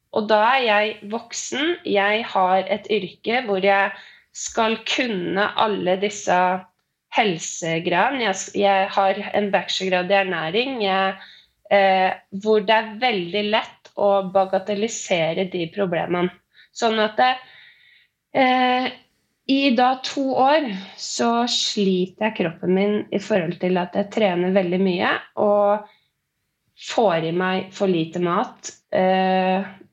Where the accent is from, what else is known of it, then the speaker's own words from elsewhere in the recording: Øyer, Innlandet, Norway; moved away as an adult; now in Oslo, Norway; Jeg er eh, opprinnelig fra Gudbrandsdalen Øyer. Men jeg har bodd i Oslo de siste elleve årene